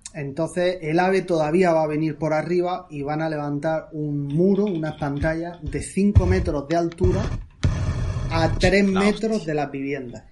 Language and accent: Spanish; Murcia, Region of Murcia, Spain; yo soy de Murcia